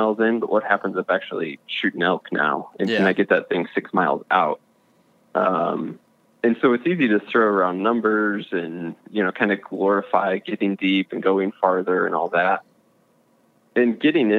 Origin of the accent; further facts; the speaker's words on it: Missouri, United States; I'm actually from Missouri. I'm from the Midwest.